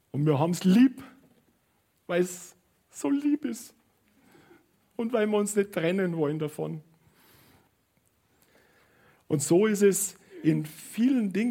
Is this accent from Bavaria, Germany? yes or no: yes; Munich, Bavaria, Germany; ich bin in München aufgewachsen und ich bin äh, ich bin liebend gern immer am Münchner Fiktualienmarkt gewesen.